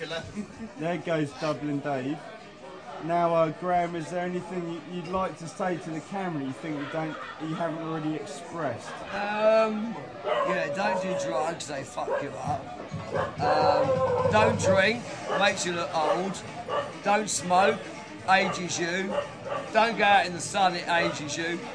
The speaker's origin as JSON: {"language": "English", "region": "London", "country": "United Kingdom", "tie": "born or raised there", "moved": "as an adult", "said": "West London, where we talk like this properly."}